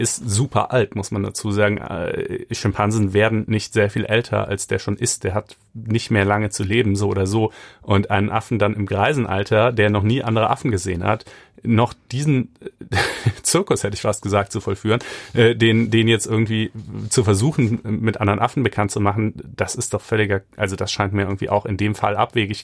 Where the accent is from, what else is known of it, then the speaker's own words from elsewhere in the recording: Germany; ich bin ja auch in Deutschland groß geworden